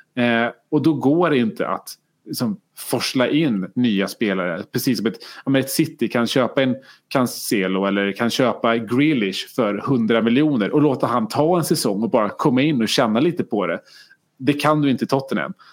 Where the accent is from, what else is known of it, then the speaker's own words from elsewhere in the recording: Karlstad, Värmland, Sweden; jag är från Karlstad och, och Färjestad